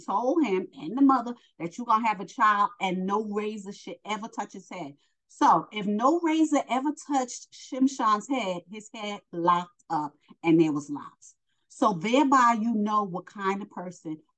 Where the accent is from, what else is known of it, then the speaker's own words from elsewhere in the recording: New York, United States; I'm from New York